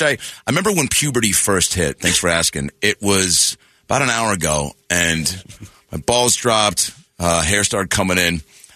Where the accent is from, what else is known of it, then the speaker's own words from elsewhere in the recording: Sacramento, California, United States; I was born in Sacramento.